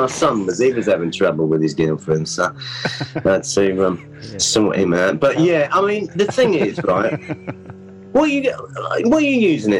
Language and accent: English; London, United Kingdom; I was within the sound of the bells, if you know what I mean.